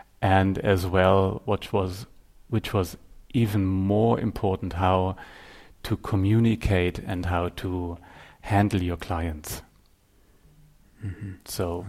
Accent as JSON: {"language": "English", "town": "Göttingen", "region": "Lower Saxony", "country": "Germany", "tie": "born or raised there", "also_born_or_lived": "Bavaria / Stuttgart", "said": "Actually, I was born in Bavaria, then went to a city in the middle of Germany, Göttingen, and then for my apprenticeship in a studio, I went down to Stuttgart and stayed there."}